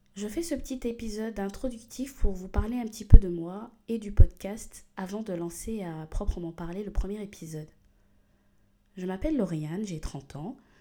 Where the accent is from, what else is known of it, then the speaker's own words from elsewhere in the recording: Gabon; now in France; je suis originaire du Gabon, mais je vis en France depuis déjà euh, plus d'une décennie